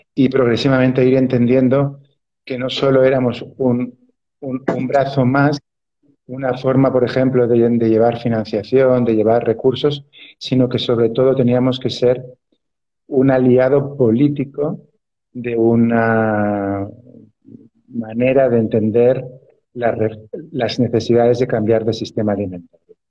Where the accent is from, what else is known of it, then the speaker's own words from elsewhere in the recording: Barcelona, Catalonia, Spain; yo nací en la ciudad de Barcelona